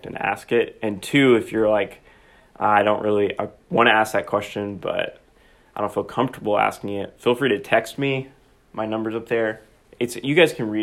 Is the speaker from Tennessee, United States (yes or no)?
yes; Knoxville, Tennessee, United States; moved away as an adult; also born or lived in Philadelphia, Pennsylvania; now in Indiana, Pennsylvania, United States; I'm originally from Knoxville, Tennessee